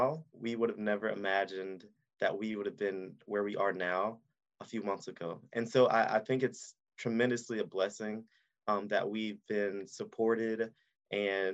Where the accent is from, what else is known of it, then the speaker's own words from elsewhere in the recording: Aiken, South Carolina, United States; we grew up in Aiken and we were part of the Aiken County Youth Council